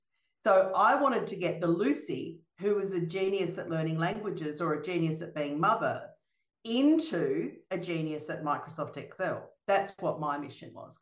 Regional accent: Melbourne, Victoria, Australia; I'm from Melbourne in Australia, and even though I'm in Australia

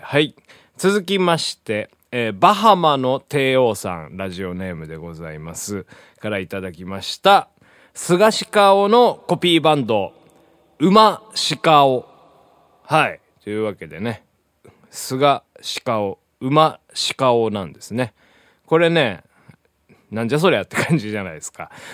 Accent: Hiroshima, Japan; 僕のあの、地元の広島

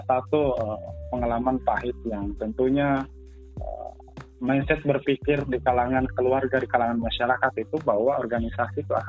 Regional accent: Bulukumba, South Sulawesi, Indonesia; saya dari Bulukumba Kaidris

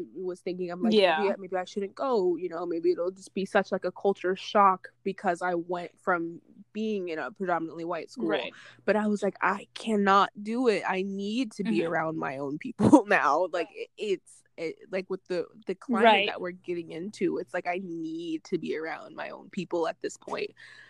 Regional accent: Hartford, Connecticut, United States; growing up in Hartford, it's like, I have, like, you know, Hartford is mostly, like, black and Hispanic people, so for the most part, I am surrounded by people that are like me

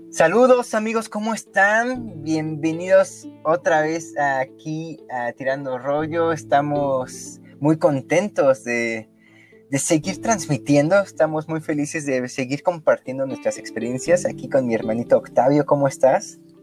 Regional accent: Mexico City, Mexico; also born or lived in Coyoacán, Mexico City; yo crecí en Lindavista, que yo, yo viví en Lindavista hasta mis 14 años

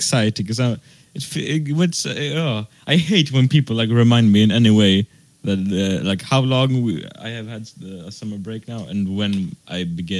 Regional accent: Australia; Yeah, I'm from Australia.

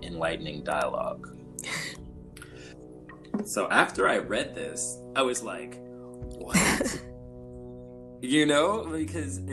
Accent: Los Angeles, California, United States; I grew up in South Central, like during the early 90s

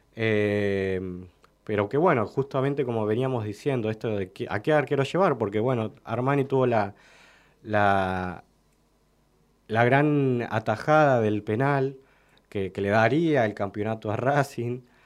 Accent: Argentina; nosotros como argentinos y argentinas

